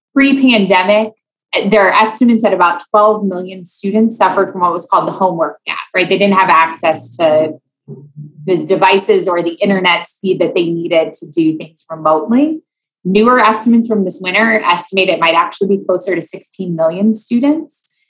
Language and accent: English; Iowa, United States; moved away as an adult; also born or lived in Louisiana; I grew up in Iowa.